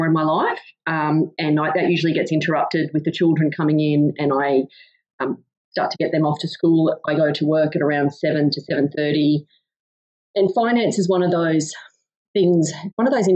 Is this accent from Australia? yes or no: yes; Goondiwindi, Queensland, Australia; now in Emerald, Australia; I am originally from Gundawindi in southwest Queensland